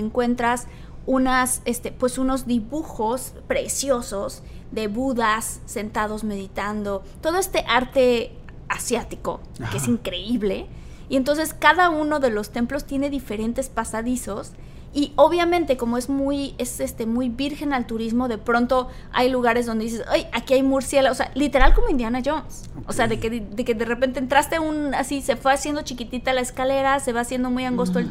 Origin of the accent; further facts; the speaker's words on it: Tabasco, Mexico; Yo soy de Tabasco